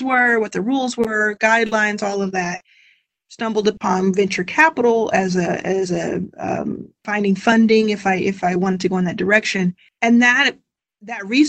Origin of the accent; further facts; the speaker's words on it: Texas, United States; moved away as an adult; now in Los Angeles, United States; I live in Los Angeles now. I grew up in Texas